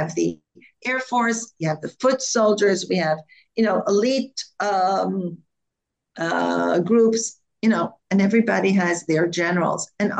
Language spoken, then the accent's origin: English; Israel; I come from Eretz Israel, because this is the name, and behind the name there's an ideology.